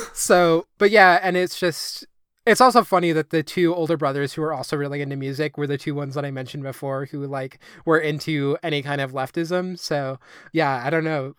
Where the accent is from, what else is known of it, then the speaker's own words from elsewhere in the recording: United States; I'm this American at this Icelandic youth center